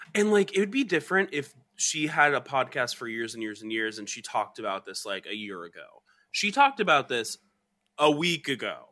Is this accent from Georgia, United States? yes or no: yes; Georgia, United States; moved away; where I grew up in Georgia